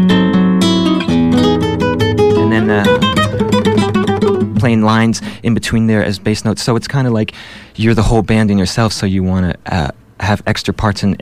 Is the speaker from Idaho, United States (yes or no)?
no; Wappingers Falls, New York, United States; moved away; also born or lived in Manhattan, New York / Boston / Europe; I was born in Manhattan, and I moved when I was very young, and basically grew up and went to high school near Wappingers Falls, which is up near Poughkeepsie, about 70 miles up from Manhattan on the Hudson River